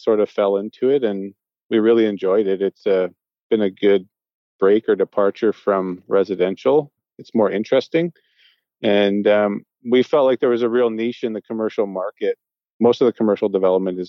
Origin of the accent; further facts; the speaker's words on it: the Fraser Valley, British Columbia, Canada; I was born and raised in the Valley. I actually live in Abbotsford